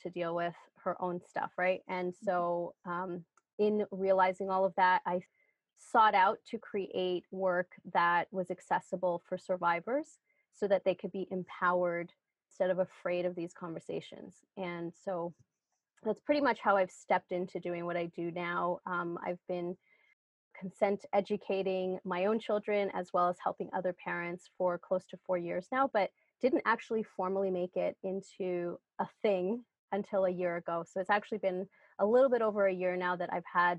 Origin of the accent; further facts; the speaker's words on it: New York City, New York, United States; moved away as an adult; also born or lived in El Salvador; now in Canada; I was born in El Salvador. I grew up in New York, lived in New York City for a long time. And now I live in Canada with my husband and 3 kids